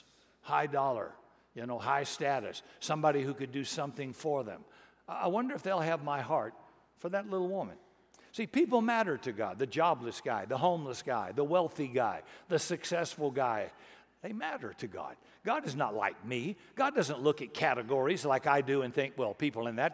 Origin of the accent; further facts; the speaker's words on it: Texas, United States; being Texan